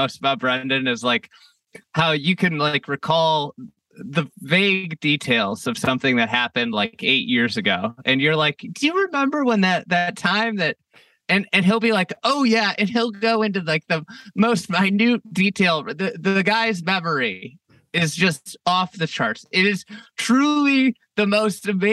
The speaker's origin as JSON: {"language": "English", "region": "Midwest", "country": "United States", "also_born_or_lived": "Chicago", "moved": "as an adult", "said": "we're both from the Midwest"}